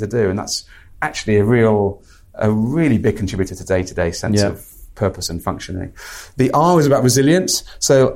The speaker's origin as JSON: {"language": "English", "region": "Midlands", "country": "United Kingdom", "tie": "born or raised there", "said": "I'm a British male, grew up in the Midlands"}